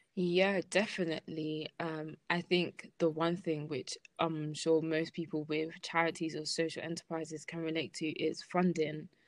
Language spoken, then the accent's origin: English; London, United Kingdom; I'm from Lambeth